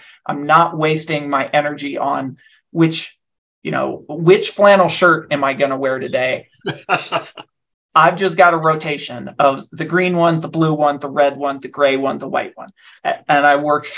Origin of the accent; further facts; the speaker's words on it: Nebraska, United States; also born or lived in Washington, D.C.; now in Denver, United States; I'm originally from Nebraska.